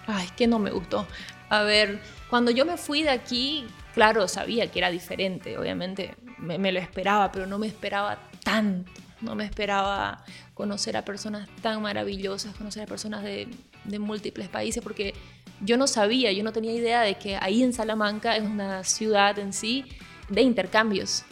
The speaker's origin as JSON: {"language": "Spanish", "country": "Bolivia", "tie": "born or raised there", "also_born_or_lived": "Brazil", "said": "yo en realidad nací en Brasil y mi papá es boliviano. Cuando nos vinimos a Bolivia, a vivir a Bolivia, yo era muy niña"}